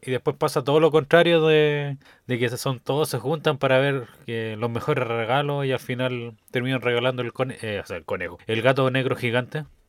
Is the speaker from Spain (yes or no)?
no; Rancagua, O'Higgins, Chile; Yo soy de Rancagua